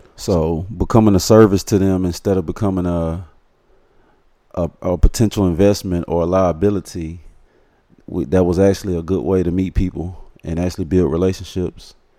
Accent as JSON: {"language": "English", "town": "Fort Worth", "region": "Texas", "country": "United States", "said": "I'm from Fort Worth, Texas, east side to be exact"}